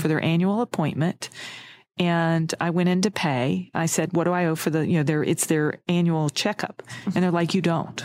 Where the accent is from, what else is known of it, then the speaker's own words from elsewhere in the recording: United States; my home state